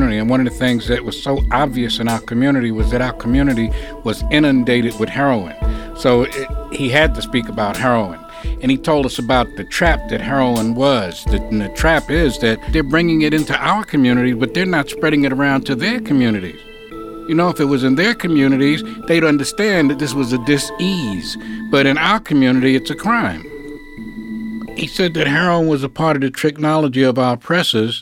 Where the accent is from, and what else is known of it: New York City, New York, United States; born or raised there